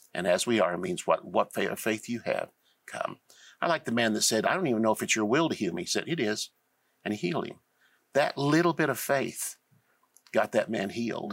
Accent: Tulsa, Oklahoma, United States; I was born and raised in Tulsa.

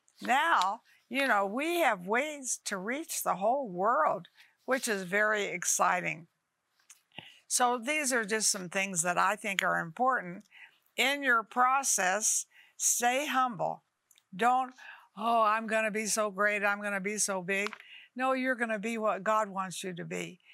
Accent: Dalhart, Texas, United States; I was born in Dalhart, Texas, a little tiny town

